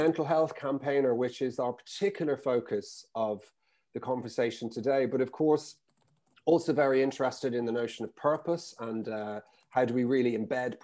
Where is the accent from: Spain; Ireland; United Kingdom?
Ireland; I'm actually not from the UK. I'm from Ireland.